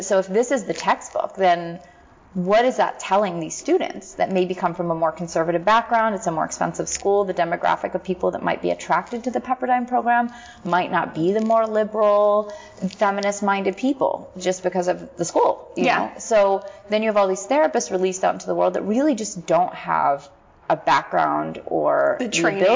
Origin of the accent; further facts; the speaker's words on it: Philadelphia, Pennsylvania, United States; moved away; in Philadelphia. Yeah. My hometown.